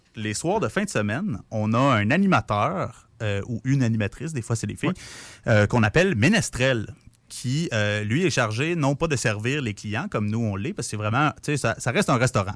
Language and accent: French; Repentigny, Quebec, Canada; moved away as an adult; now in Quebec City, Canada; je viens de Repentigny, la proche de Montréal